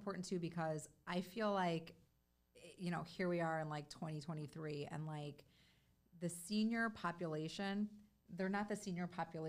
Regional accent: Chicago, Illinois, United States; moved away; which is why my parents moved down here. We are from Chicago originally.

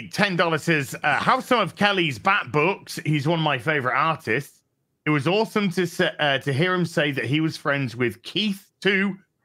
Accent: New Zealand; I'm New Zealander.

